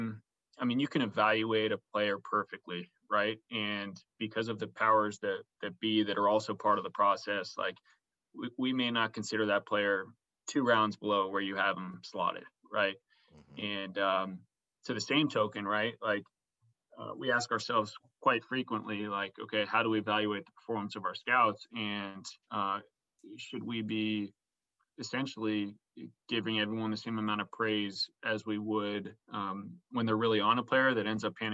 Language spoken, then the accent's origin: English; San Francisco, California, United States; I was from San Francisco